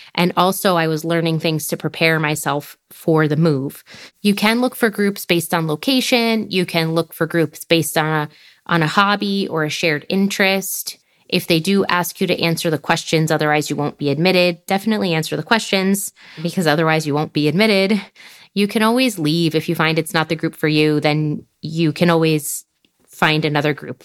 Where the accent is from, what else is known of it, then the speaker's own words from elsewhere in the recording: United States; moved away as an adult; now in France; being from the U S